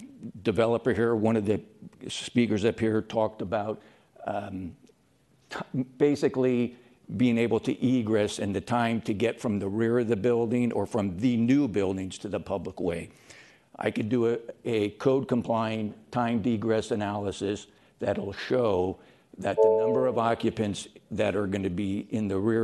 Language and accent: English; San Francisco, California, United States; I grew up in North Beach, third floor, through a courtyard, through the alleyway to the street.